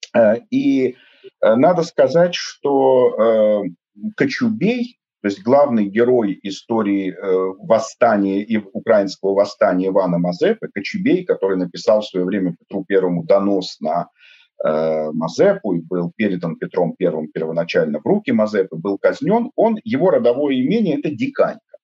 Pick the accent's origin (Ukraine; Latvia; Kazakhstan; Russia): Russia; Saint Petersburg; moved away as an adult; я родился в Петербурге